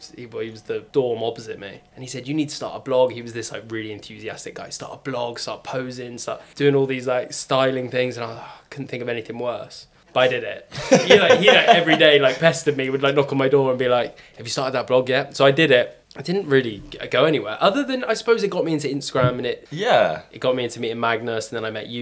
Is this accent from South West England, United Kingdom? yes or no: yes; Bristol, South West England, United Kingdom